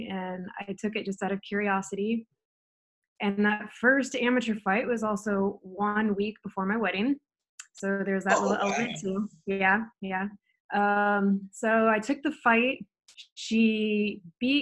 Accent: Edwardsville, Illinois, United States; moved away as an adult; also born or lived in Washington / Arizona; I grew up near St. Louis, Missouri. It was actually Edwardsville, Illinois

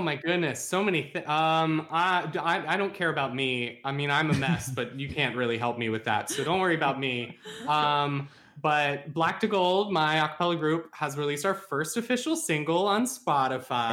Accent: West Virginia, United States; my hometown is in Fallout seventy-six, and it looks exactly like it

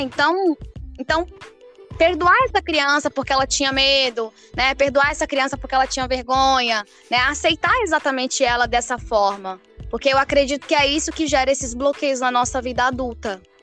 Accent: Tocantinópolis, Tocantins, Brazil; moved away; eu sou do interior do Tocantins, né? É, de Tocantinópolis, que fica bem no bico do papagaio do Tocantins

